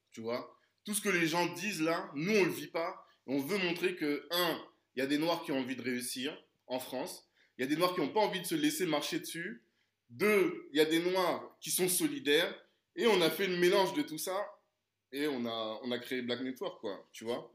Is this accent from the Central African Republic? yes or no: yes; Central African Republic; je suis originaire de la Centrafrique